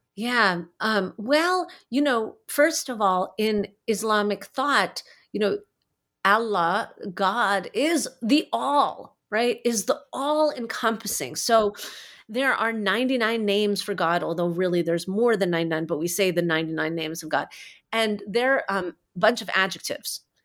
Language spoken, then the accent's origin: English; New Jersey, United States; also born or lived in New York City; I grew up in Jersey. I was born in New York City.